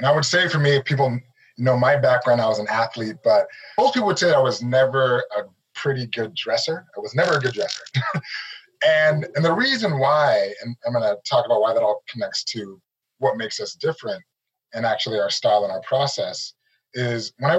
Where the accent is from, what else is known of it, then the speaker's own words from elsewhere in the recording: Nigeria; I'm a Nigerian. My background, I'm Nigerian. We did not grow up small.